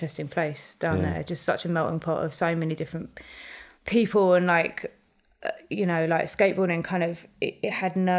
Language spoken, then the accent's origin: English; Brentford, London, United Kingdom; I grew up in Brentford, but I went to school in Chiswick